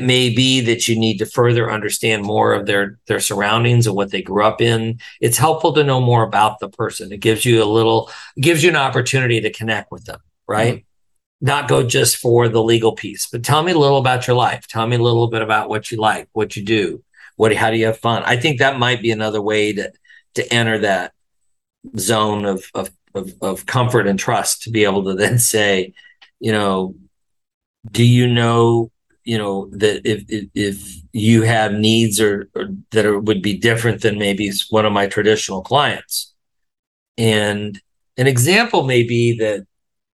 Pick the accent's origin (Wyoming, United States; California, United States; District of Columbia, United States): Wyoming, United States; I'm from Wyoming, I grew up in a really hyper-masculine environment